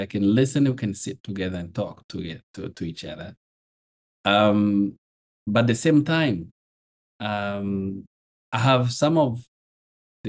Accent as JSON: {"language": "English", "country": "Rwanda", "also_born_or_lived": "Burundi", "said": "I'm from Rwanda, I'm based in Kigali"}